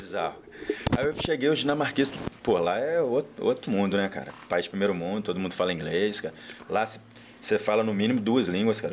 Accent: Cataguases, Minas Gerais, Brazil; now in Juiz de Fora, Brazil; morei dos 4 aos 14.

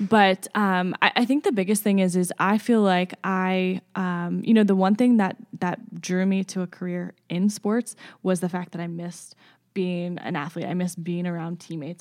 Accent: Baltimore, Maryland, United States; moved away as an adult; now in Lawrence, United States; born and raised in the Baltimore area in, in Maryland

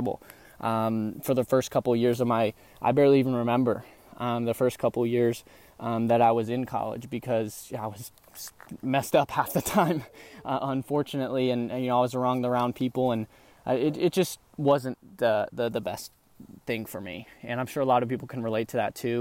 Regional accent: Dallas, Texas, United States; also born or lived in Tupelo, Mississippi; I'm from the Texas area. I've been pretty much not born there, born in Tupelo, Mississippi, but I was definitely raised there since I was young over in the Dallas area

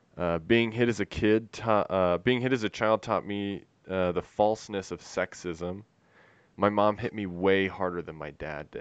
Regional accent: Murray, Utah, United States; Yeah, well, so it's called Mill Creek now, but it's basically Murray.

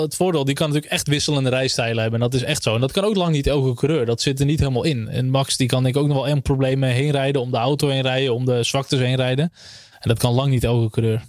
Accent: Netherlands; als Nederlander

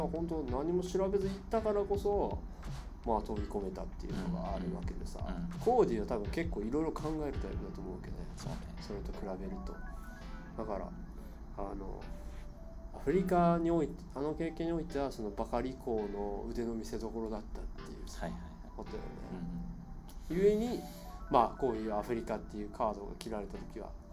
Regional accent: Japan; moved away; 日本っていう自分の生まれ育った国

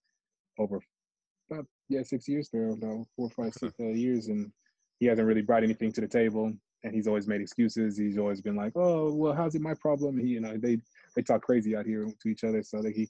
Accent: United States; moved away as an adult; now in Thailand; I'm like, America

